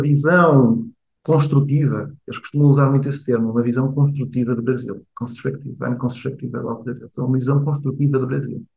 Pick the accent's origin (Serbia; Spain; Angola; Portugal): Portugal; moved away as an adult; also born or lived in Rio de Janeiro, Brazil / Coimbra, Portugal / Asia; Eu nasci no Rio de Janeiro, eu, ah, no Rio de Janeiro, com 4 anos vou para Portugal, onde cresço